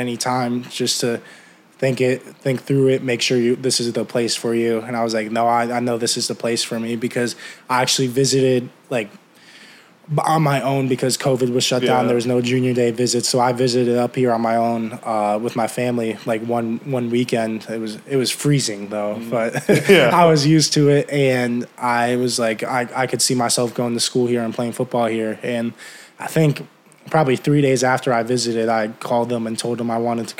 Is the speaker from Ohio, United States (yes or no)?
yes; Medina, Ohio, United States; moved away as an adult; now in State College, United States; I grew up in Ohio, Midwest country